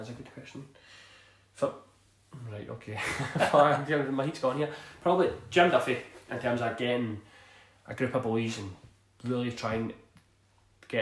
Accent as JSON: {"language": "English", "town": "Glasgow", "region": "Scotland", "country": "United Kingdom", "tie": "born or raised there", "said": "I grew up in East End of Glasgow"}